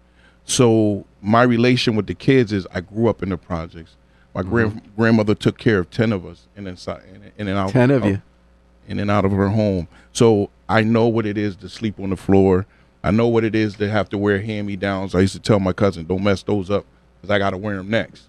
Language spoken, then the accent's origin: English; New Haven, Connecticut, United States; Born and raised in New Haven